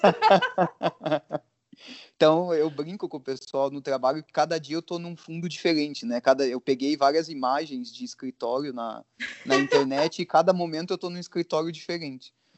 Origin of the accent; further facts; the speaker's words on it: Brazil; a gente é brasileiro